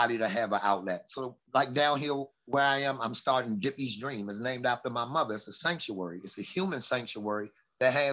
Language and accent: English; Washington, District of Columbia, United States; Southeast DC